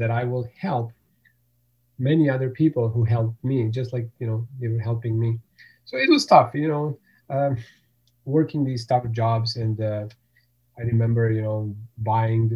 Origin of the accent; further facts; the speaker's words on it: Bosnia & Herzegovina; English is a second language; moved away as an adult; also born or lived in Germany; now in Canada; born in Germany, but I grew up in former Yugoslavia. So there was a country, Yugoslavia, and then in early 1990s, a war started in that area, and I was living in a part that's called Bosnia